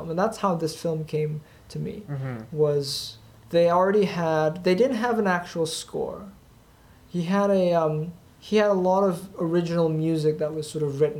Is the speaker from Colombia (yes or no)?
no; Thailand; and um, yet I'm originally from Thailand.